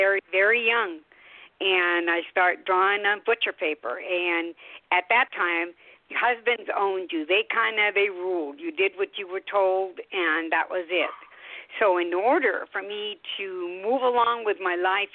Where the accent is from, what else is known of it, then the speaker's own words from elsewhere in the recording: Sacramento levee, California, United States; first language Spanish; English is a second language; I was born on a ranch. My parents were born in Mexico. I was first-generation Mexican-American. So I spoke no English, and then we had no neighbors. So my playground was a levee, Sacramento levee